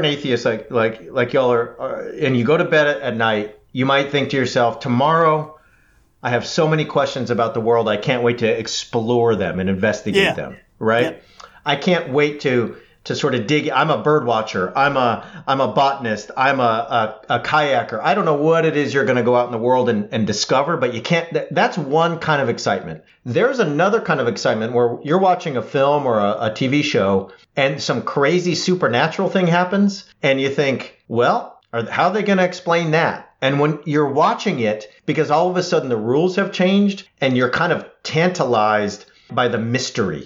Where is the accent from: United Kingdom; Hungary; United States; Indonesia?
United States; California; as a Californian